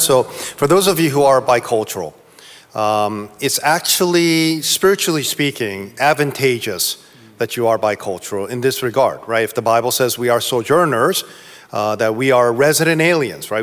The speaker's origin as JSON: {"language": "English", "region": "East Coast", "country": "United States", "said": "I'm from the East Coast"}